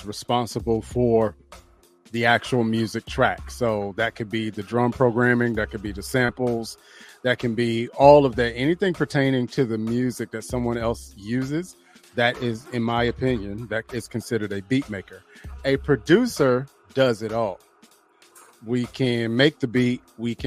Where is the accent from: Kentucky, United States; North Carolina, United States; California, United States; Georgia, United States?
North Carolina, United States; High Point; my hometown, High Point, North Carolina